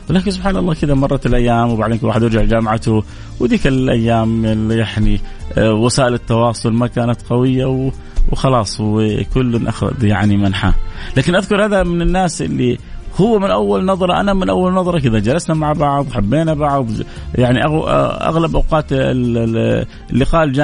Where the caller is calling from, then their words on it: Dammam, Eastern Province, Saudi Arabia; السلام عليكم … من الدمام